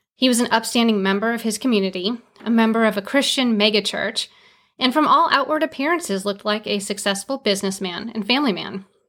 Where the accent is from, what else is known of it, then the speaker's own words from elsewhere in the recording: Orange County, California, United States; my hometown in Orange County, California